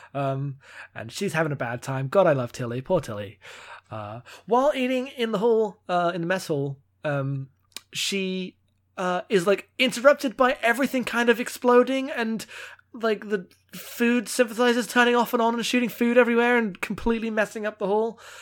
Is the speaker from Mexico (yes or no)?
no; United Kingdom; I'm British